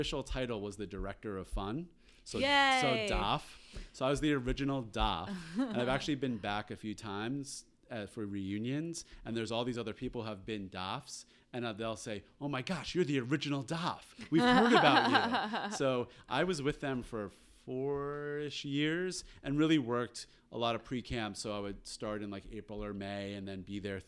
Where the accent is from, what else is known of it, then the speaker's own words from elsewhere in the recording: Westchester, New York, United States; also born or lived in Long Island, New York; I went to day camp in Westchester, New York, where I grew up